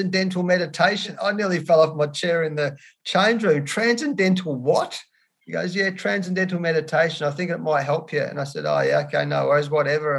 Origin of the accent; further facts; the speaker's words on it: Australia; being an Australian